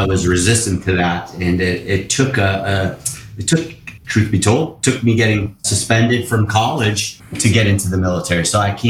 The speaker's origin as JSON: {"language": "English", "town": "West Springfield", "region": "Massachusetts", "country": "United States", "moved": "yes", "lives_now": "Hermosa Beach, United States", "said": "I'm from West Springfield, Massachusetts."}